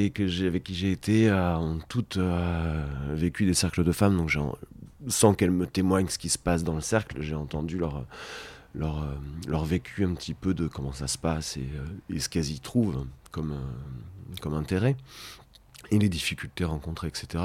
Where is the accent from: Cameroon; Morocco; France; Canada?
France; Rennes, Brittany; accent: Gers; Euh, euh, c'est une anecdote, hein, mais en fait, c'est une. Donc moi, je, suis originaire de Rennes, donc pas